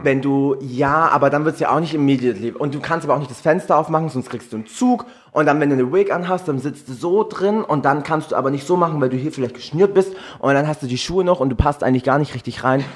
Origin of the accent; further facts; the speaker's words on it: Swabia, Germany; accent: Swabian; wir Schwaben in dem Slang